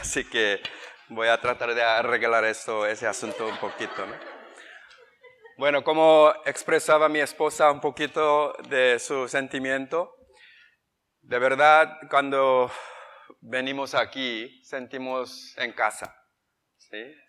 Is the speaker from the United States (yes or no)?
yes; United States; Spanish is a second language; moved away as an adult; also born or lived in South Korea / Ciudad Juárez, Mexico; now in Spain; nosotros nacimos en Corea em, del Sur y crecimos en los Estados Unidos, capital, área de Washington